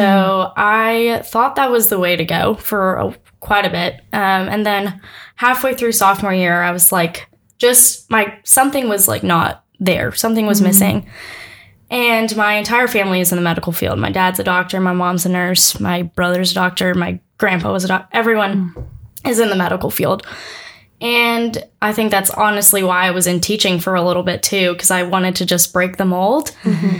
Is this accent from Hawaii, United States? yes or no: yes; Maui, Hawaii, United States; moved away as an adult; also born or lived in Houston, Texas; now in Auburn, United States; I'm from Maui, Hawaii. Not the big one. so I'm from Maui. I grew up in Houston until about 10 years old. My mom's from Hawaii, so we decided to move to Maui right before I started middle school